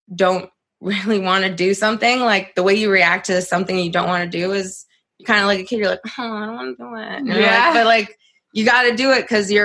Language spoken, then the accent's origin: English; upstate New York, United States; also born or lived in Moldova; my family immigrated to upstate New York when I was 5 from Moldova